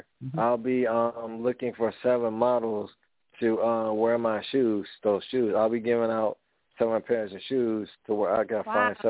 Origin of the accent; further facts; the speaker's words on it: the South, United States; now in Pasadena, United States; I'm from the South.